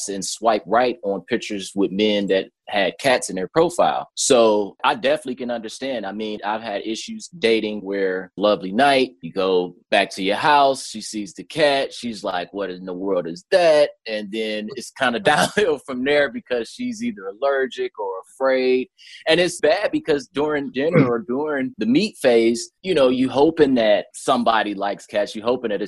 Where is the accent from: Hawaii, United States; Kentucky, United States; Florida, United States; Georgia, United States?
Georgia, United States; Atlanta; I'm actually out of Atlanta, Georgia as well